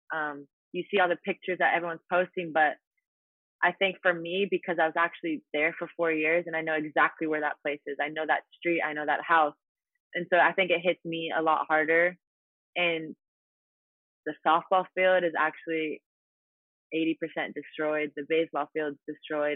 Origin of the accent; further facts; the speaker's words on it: Italy; moved away as an adult; also born or lived in Louisiana; my hometown in Italy